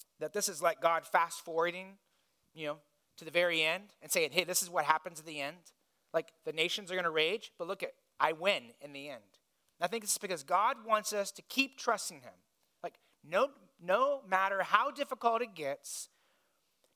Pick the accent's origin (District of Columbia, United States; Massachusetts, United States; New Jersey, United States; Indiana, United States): Indiana, United States; I grew up in Indiana